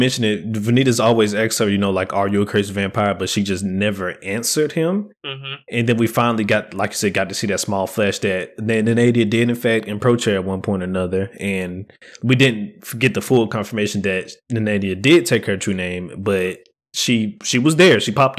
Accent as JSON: {"language": "English", "country": "United States", "said": "And as we all know, we are American. We are not French."}